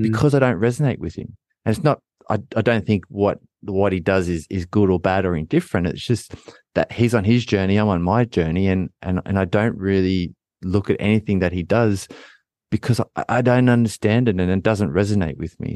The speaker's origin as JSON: {"language": "English", "country": "Australia", "tie": "born or raised there", "said": "as a fourteen, fifteen-year-old kid growing up in Australia in elite sport"}